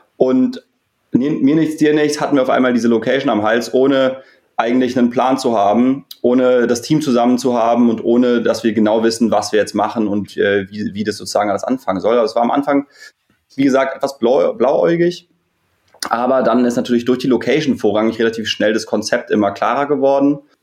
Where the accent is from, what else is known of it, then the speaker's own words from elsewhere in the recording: Berlin, Germany; Wir sind ähm, fast alles Berliner, äh, gebürtige Berliner vom Wellenwerk